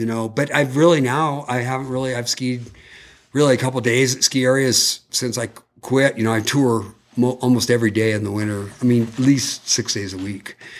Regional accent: California, United States; I'm from California

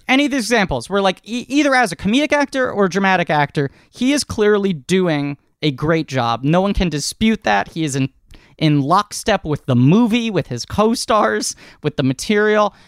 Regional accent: New York City, New York, United States; born and raised in New York only because that's where my family settled a couple generations back

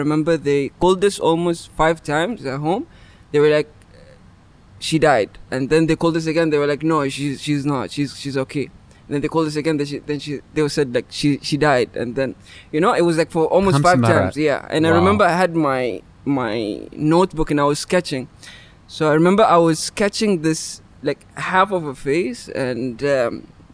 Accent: Oman; From Oman. Was born and raised here.

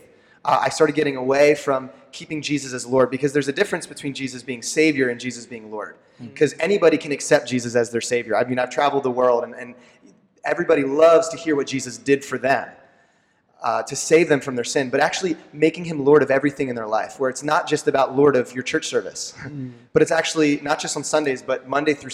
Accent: Lancaster County, Pennsylvania, United States; I'm born and raised in Lancaster County

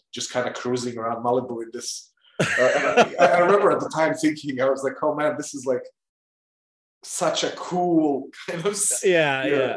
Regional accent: Bosnia & Herzegovina; English is a second language; moved away; I'm originally from Bosnia, and you know, it was part of Yugoslavia when I was, you know, I was born in Yugoslavia.

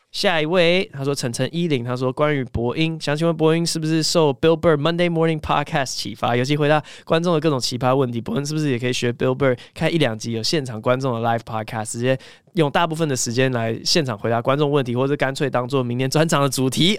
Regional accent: Taiwan; also born or lived in Cambridge, Massachusetts, United States; 我后来离开了东岸嘛，我八岁就回台湾嘛

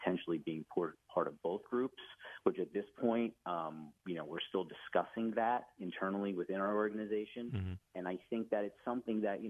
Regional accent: New Jersey, United States; As a Central Jersey guy

